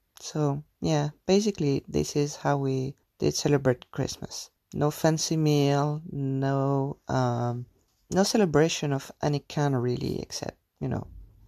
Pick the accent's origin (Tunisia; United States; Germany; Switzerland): Tunisia; moved away; I grew up in Tunisia, which is a Muslim country